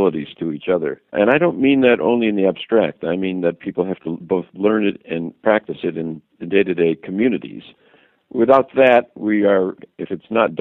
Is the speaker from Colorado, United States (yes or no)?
no; Racine, Wisconsin, United States; moved away as an adult; now in Washington, D.C., United States; I'm from Racine, Wisconsin, an industrial town, a challenged industrial town in southern Wisconsin. I go back home and see my high school friends